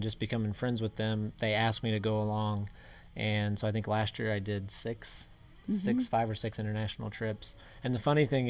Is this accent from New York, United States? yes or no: no; Indianapolis, Indiana, United States; an American from Indianapolis